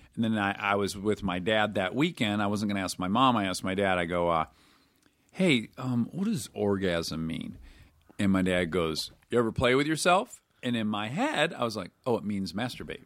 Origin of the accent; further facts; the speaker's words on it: Detroit, Michigan, United States; I'm from Detroit where it is gray eight months of the year